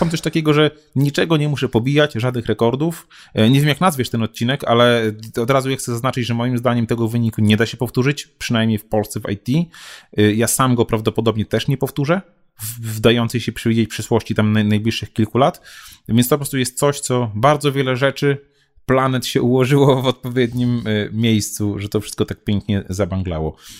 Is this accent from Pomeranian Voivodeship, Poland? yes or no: no; Białystok, Podlaskie Voivodeship, Poland; Ja jestem z Białego Stoku